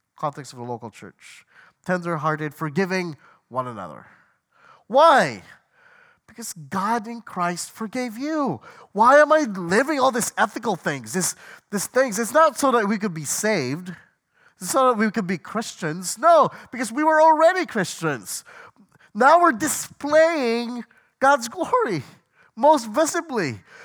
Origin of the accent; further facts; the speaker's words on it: Washington, United States; I'm from Washington State